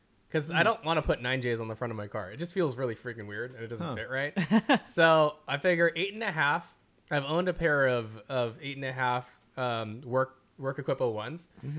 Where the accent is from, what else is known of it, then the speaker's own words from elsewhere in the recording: Philippines; Like, okay, we're all Filipino, right?